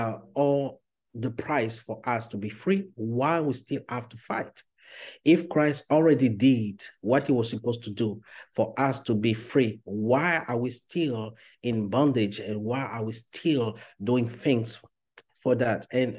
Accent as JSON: {"language": "English", "country": "Côte d’Ivoire", "tie": "born or raised there", "first_language": "French", "second_language": "English", "said": "English is not my first language, because I was born and raised in Ivory Coast, Cote d'Ivoire, so I speak French as a first language."}